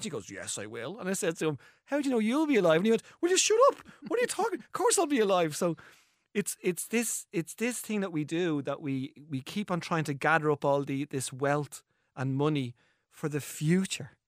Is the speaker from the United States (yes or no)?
no; Ireland; as Irish people